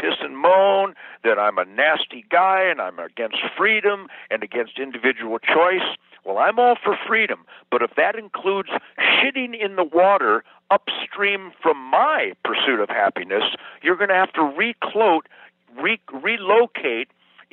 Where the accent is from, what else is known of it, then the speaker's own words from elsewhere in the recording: Michigan, United States; now in Texas, United States; freedom-infested Michigan swampland heart and Texas resident heart